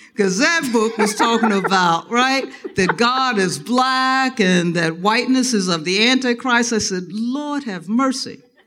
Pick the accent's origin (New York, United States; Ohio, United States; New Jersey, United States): Ohio, United States; Dayton; I was born and raised in Dayton, Ohio